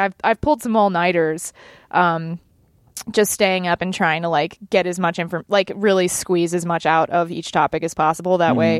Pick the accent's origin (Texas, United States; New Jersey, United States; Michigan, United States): Texas, United States; Dallas; I am. I'm from Dallas.